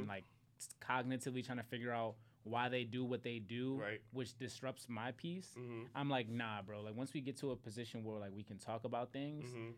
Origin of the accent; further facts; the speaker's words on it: Philadelphia, Pennsylvania, United States; growing up in Philly